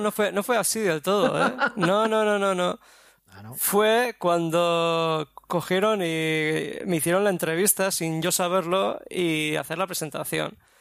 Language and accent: Spanish; Basque Country, Spain; vengo del País Vasco